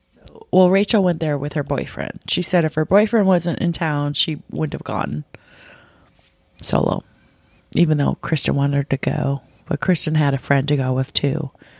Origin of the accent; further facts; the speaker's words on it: Seattle, Washington, United States; Well, you guys, I'm from Seattle.